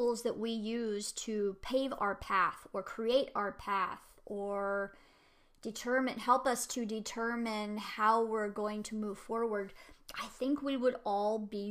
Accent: United States; I'm an American

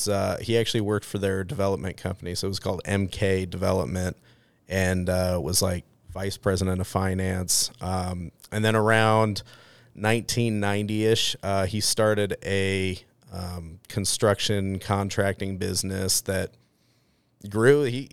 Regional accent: Boise, Idaho, United States; I grew up right here in Boise, Idaho.

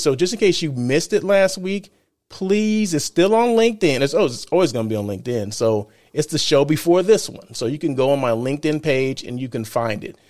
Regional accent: Blythe, California, United States; now in Los Angeles, United States; I'm from Blythe, California, right? Small country town, um, in the desert

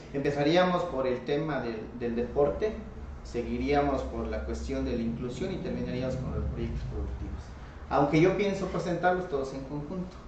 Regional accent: Comitán, Chiapas, Mexico; Yo me crecí en Comitán y llegaba a Sucoltenango de niño caminando a través de de las montañas

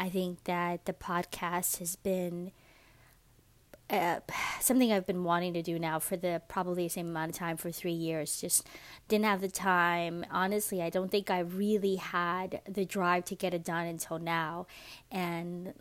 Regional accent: New York City, New York, United States; moved away as an adult; also born or lived in Dominican Republic (ancestry); now in Georgia, United States; I am a Latina from New York City. I grew up in Washington Heights

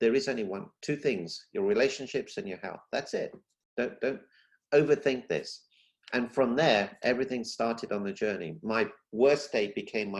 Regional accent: London, United Kingdom; moved away as an adult; also born or lived in Africa; now in Celebration, United States; I was born in Africa. Not many people know that. And then from Africa, we moved to London. I lived in London for 35 years

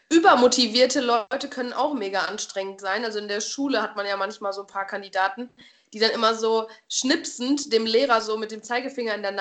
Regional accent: North Rhine-Westphalia, Germany; also ich komme jetzt aus Westfalen, denen wird das auch mega nachgesagt, dass alle immer so einen Stock im Arsch haben

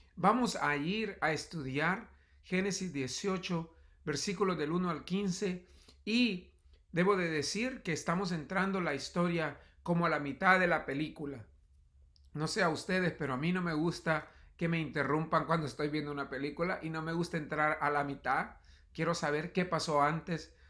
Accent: El Salvador; moved away; En mis años de juventud fui misionero en un área rural en mi país, El Salvador

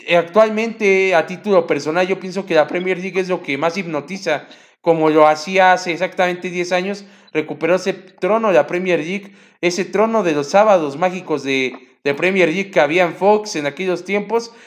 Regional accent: Mexico; como mexicanos

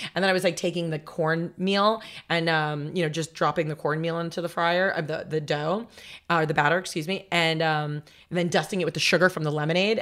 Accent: Los Angeles, California, United States; also born or lived in Long Island, New York / Las Vegas, Nevada; from New York we moved here when I was 11 and then so technically I grew up my formidable like teenage years were in Los Angeles

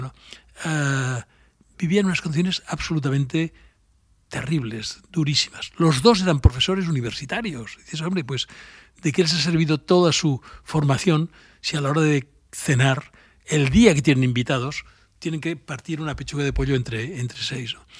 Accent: Barcelona, Catalonia, Spain; yo soy de Barcelona

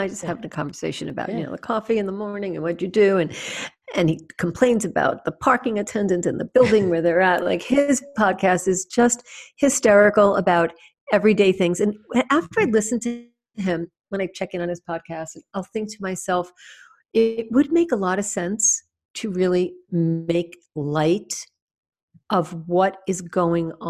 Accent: New York, United States; accent: New York; moved away; I'm from New York

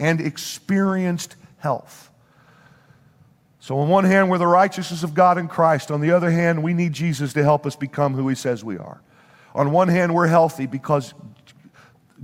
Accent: Bible Belt Midwest, United States; moved away as an adult; now in New Jersey, United States; we were raised in the Bible Belt Midwest

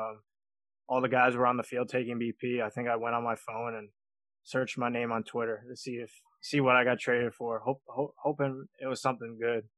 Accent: Long Island, New York, United States; I'm from Long Island, New York. I was born and raised here, and I'm I'm still living here

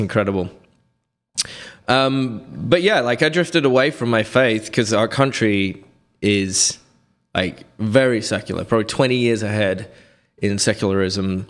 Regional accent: Reading, South East England, United Kingdom; moved away; I grew up in near London in a little quaint village

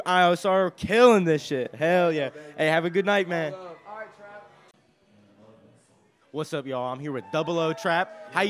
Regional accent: Columbus, Ohio, United States; moved away; I'm from Columbus, Ohio. Yeah, that's why. Repping 614.

